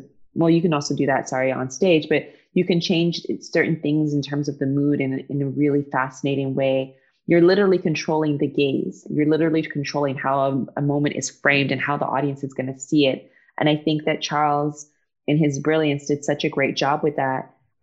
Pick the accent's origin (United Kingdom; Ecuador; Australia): United Kingdom; England; born there; I think part of why I'm not a purist is because I was born in England and most of my family is still there